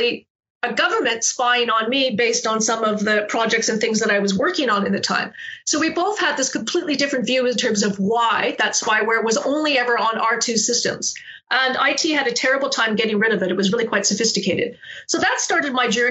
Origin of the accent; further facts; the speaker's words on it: Canada; moved away as an adult; also born or lived in Calgary, Canada; now in Australia; I guess I still am Canadian, but originally I was born in Canada. I went to university at the University of Calgary.